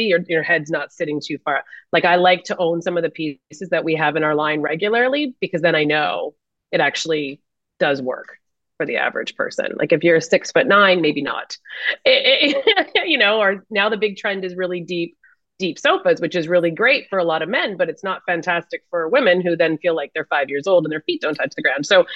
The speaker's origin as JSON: {"language": "English", "country": "Canada", "said": "being Canadian"}